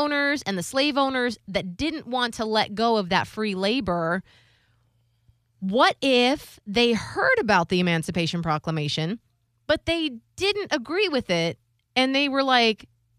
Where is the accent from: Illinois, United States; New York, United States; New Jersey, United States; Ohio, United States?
Ohio, United States; I'm from Ohio